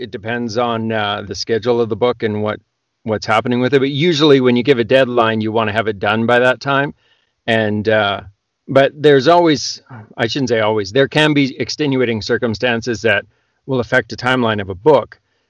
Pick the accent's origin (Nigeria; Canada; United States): Canada; Probably more than most because I'm Canadian.